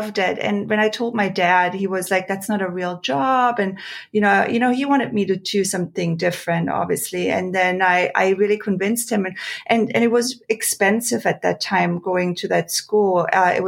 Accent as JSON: {"language": "English", "area": "small town near Kitzbühel", "region": "Tyrol", "country": "Austria", "tie": "born or raised there", "also_born_or_lived": "Frankfurt, Germany", "second_language": "English", "moved": "as an adult", "lives_now": "Los Angeles, United States", "said": "I grew up in a very sort of small town in Austria, in a ski region, like close to Kitzbühel"}